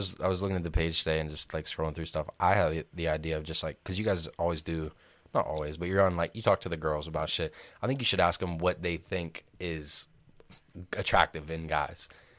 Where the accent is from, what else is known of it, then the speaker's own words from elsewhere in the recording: Pittsburgh, Pennsylvania, United States; I'm banned from this bar in our hometown, in like specifically my hometown, like where I live right now.